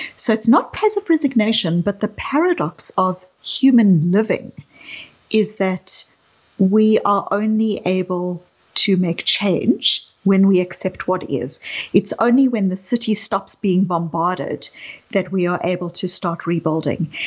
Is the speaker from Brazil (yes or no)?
no; South Africa; you can hear from my accent that I um, grew up in apartheid South Africa. I was a white South African growing up in apartheid South Africa.